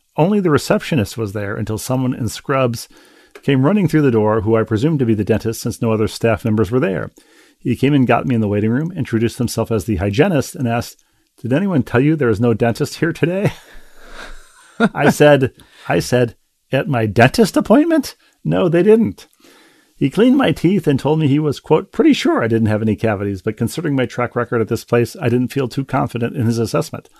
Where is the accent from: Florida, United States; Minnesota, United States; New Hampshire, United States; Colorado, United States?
Minnesota, United States; Bloomington; in Bloomington, my hometown